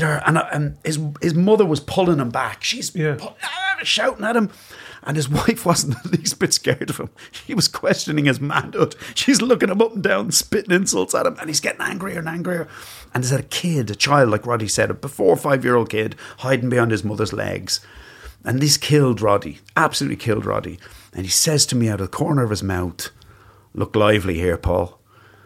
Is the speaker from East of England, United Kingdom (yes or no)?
yes; Luton, East of England, United Kingdom; now in Dublin, Ireland; I grew up in Luton. It's a terrible place